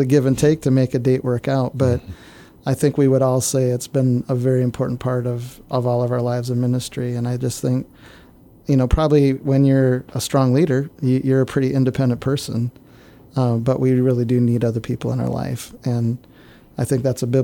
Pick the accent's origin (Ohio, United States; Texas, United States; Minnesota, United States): Minnesota, United States; northern; moved away; also born or lived in Canada; So I grew up in northern Minnesota